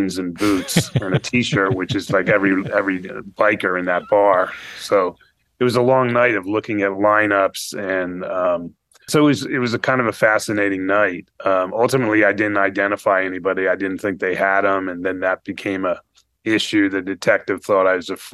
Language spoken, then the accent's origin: English; Fort Lauderdale, Florida, United States; I grew up in South Florida, Fort Lauderdale, and it was pretty much a tourist town